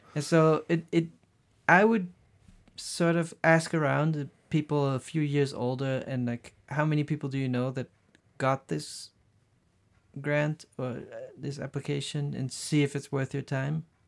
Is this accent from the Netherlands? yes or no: yes; Netherlands; English is a second language; moved away as an adult; also born or lived in Brazil / Los Angeles / Paris / Berlin; growing up in the Netherlands